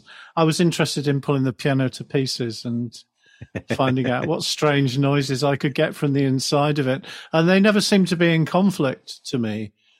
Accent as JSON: {"language": "English", "town": "Wirral", "region": "North West England", "country": "United Kingdom", "tie": "born or raised there", "said": "I grew up in a very sort of ordinary English childhood. I grew up on the Wirral near Liverpool."}